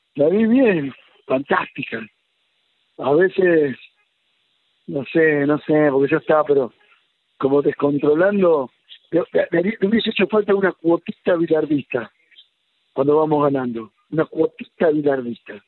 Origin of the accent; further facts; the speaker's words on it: Argentina; los argentinos somos familiares